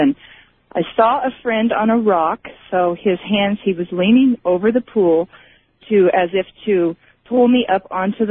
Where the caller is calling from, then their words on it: San Diego, California, United States; also born or lived in Chico, California; I'm calling from San Diego